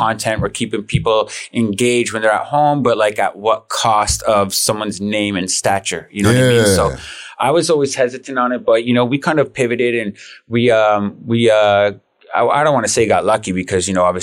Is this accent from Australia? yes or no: no; Canada; Being from Canada